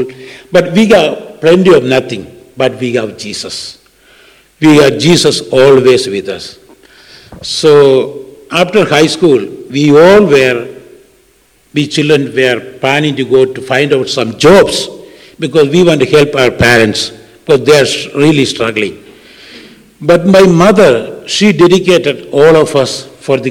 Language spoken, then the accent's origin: English; Kerala, India; English is a second language; moved away; So, I am from South India, a state called Kerala.